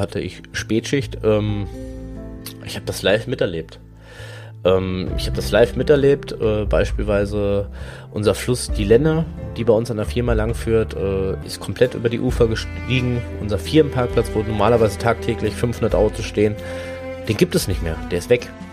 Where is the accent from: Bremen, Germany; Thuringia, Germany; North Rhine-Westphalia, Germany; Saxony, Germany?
North Rhine-Westphalia, Germany; Hagen; Ich komme halt hier auch aus der Gegend, Hagen und Umgebung